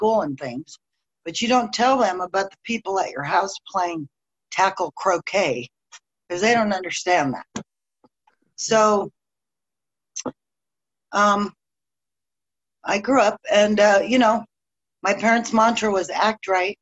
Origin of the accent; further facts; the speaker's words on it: Dallas, Texas, United States; moved away; I was born in Dallas to a dying alcoholic father and a desperate mother.